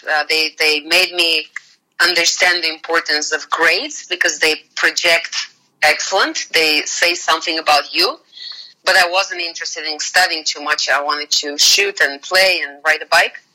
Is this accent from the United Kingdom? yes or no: no; Bulgaria; English is a second language; moved away as an adult; now in United States; the moment I left Bulgaria